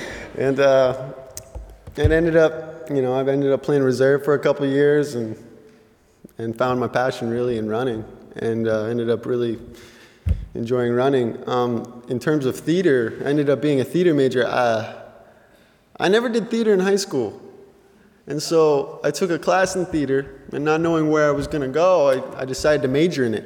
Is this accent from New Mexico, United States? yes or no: yes; Gallup, New Mexico, United States; moved away as an adult; now in Goshen, United States; I grew up in New Mexico